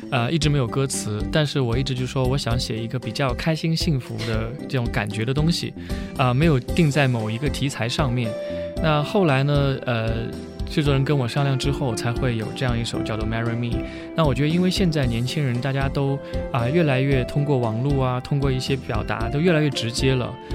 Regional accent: Sichuan, China; moved away; 其实因为我自己小时候是在四川长大的，我在四川生活过十年

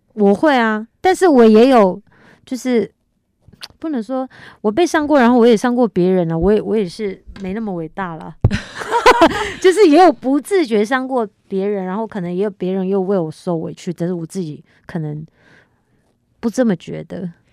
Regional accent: Taiwan; 我是原住民，在部落长大

